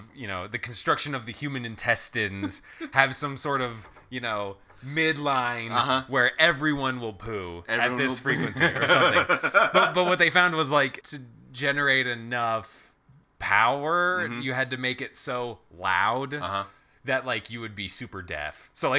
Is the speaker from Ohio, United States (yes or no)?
yes; Ohio, United States; I'm from Ohio. You